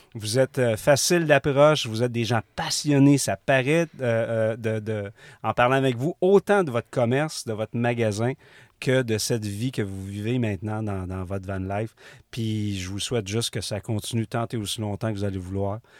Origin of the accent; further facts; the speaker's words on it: Rimouski, Quebec, Canada; Je viens de Rimouski.